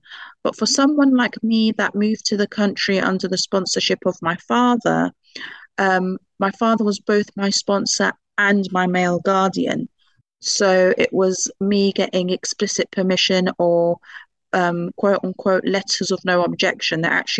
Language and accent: English; United Kingdom; moved away as an adult; now in Qatar; So for some reason, I'm British, so I'm used to walking everywhere. And it's something that I sort of never grew out of, even when I moved to Qatar from the UK.